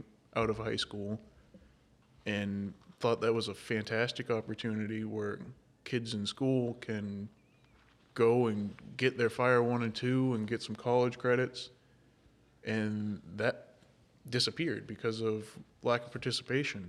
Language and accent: English; Windham, United States; I grew up in Windham